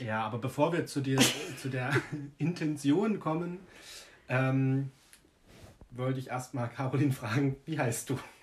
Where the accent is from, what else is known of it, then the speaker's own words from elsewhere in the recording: Jena, Thuringia, Germany; ich bin zwar ursprünglich aus Jena, aber habe halt auf dem Dorf gewohnt lange. Und da war meine Grundschule auf dem Dorf